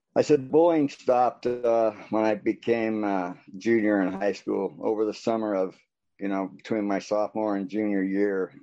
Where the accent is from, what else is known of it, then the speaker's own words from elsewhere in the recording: American Fork, Utah, United States; also born or lived in Orem, Utah / Las Vegas; I'm from American Fork, Utah.